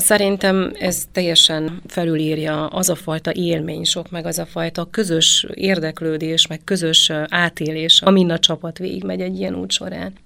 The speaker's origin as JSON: {"language": "Hungarian", "region": "Transylvania", "country": "Romania", "said": "én ugye Erdélyből származom"}